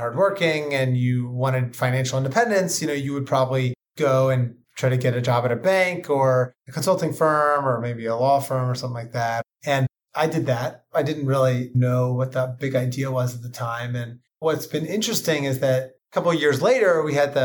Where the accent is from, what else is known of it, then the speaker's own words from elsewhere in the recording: Ocean City, Maryland, United States; moved away as an adult; also born or lived in New Hampshire / Italy / New York; I'm from Ocean City, Maryland. It's a small mid-Atlantic beach resort, cotton candy, funnel cakes, roller coaster rides, haunted houses. Grew up surfing